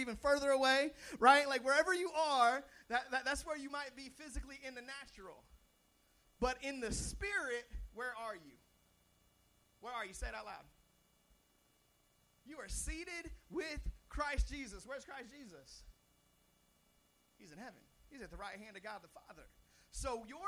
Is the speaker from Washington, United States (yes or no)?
yes; Seattle, Washington, United States; I'm from Seattle, Washington